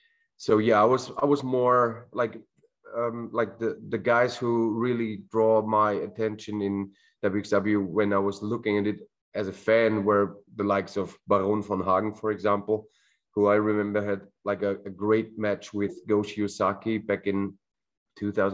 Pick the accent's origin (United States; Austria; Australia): Austria; I'm originally from Austria